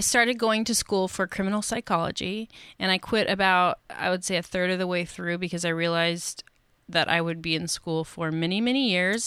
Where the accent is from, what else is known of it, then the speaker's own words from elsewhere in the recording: Seattle, Washington, United States; I was born and raised in Seattle, and now I live in the suburbs